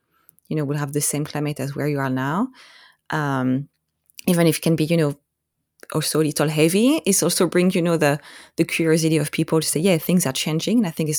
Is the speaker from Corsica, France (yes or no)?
yes; Corsica, France; now in Vancouver, Washington, United States; live in Corsica. I mean, I'm from Corsica.